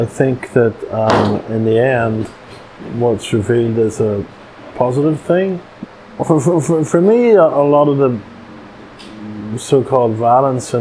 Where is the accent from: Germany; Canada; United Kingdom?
United Kingdom; Northern Ireland; now in United States; just about everybody of my generation who grew up in Northern Ireland